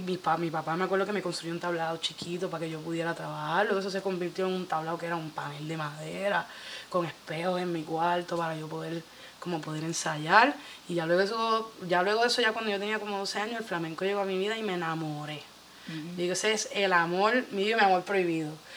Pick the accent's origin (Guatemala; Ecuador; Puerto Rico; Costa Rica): Puerto Rico; Bayamón; yo soy de Bayamón